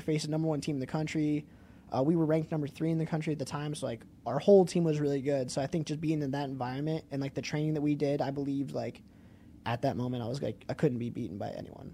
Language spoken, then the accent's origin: English; Wheaton, Illinois, United States; also born or lived in Greeley, Colorado; Moved here when I was nine.